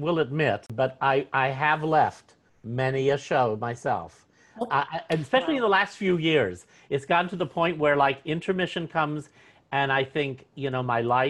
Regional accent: Los Angeles, California, United States; also born or lived in Seattle, Washington; now in Portland, United States; And I've also lived in Seattle. And I grew up in Los Angeles. And right now I'm in Northern California in a lovely little city town called El Sobrante.

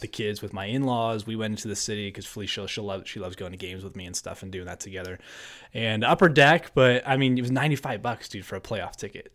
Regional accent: New Jersey, United States; now in Pennsylvania, United States; Born and raised in New Jersey, uh, an hour outside the city.

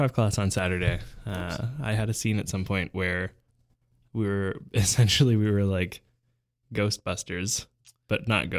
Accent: Canada; I've never used this system of measurement before because I'm Canadian.

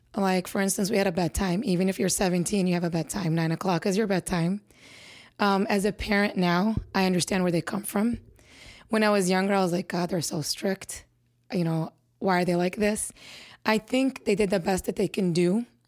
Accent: Chicago, Illinois, United States; I was born and raised in Chicago, Illinois.

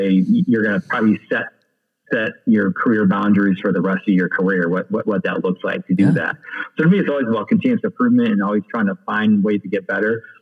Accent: Iowa, United States; also born or lived in Des Moines, Iowa; I grew up in the Quad Cities, Southern North Iowa, 4A school, 1300 kids

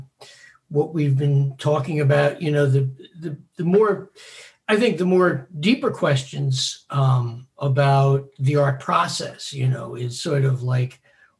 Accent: New York City, New York, United States; I was born on Staten Island and I'm still here

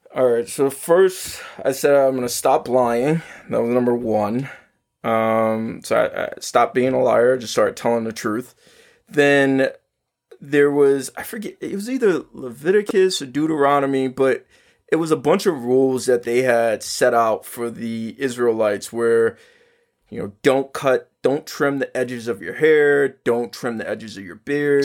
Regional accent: New York City, New York, United States; I grew up in Harlem

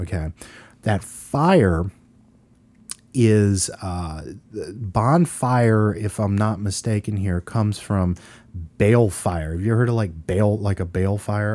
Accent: Louisiana, United States; we're from Louisiana

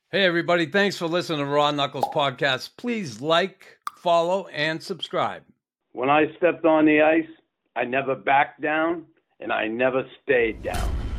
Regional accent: Boston, Massachusetts, United States; my hometown, Boston

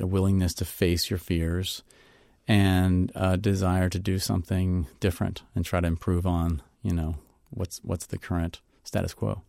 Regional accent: Mississippi, United States; I'm from Mississippi

